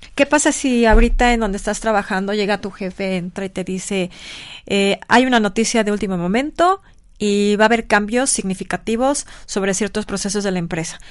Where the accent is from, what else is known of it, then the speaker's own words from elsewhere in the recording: Mexico City, Mexico; moved away as an adult; now in Puebla, Mexico; aunque yo nací en el Distrito Federal, la verdad es que mi corazón es poblano